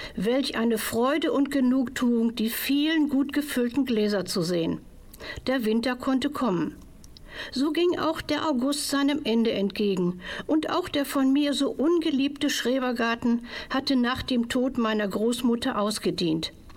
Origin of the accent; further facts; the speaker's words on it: Hamburg, Germany; In meiner Kindheit in Hamburg